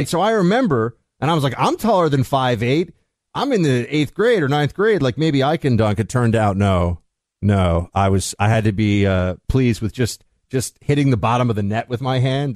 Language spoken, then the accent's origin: English; Northeast, United States; I'm from the Northeast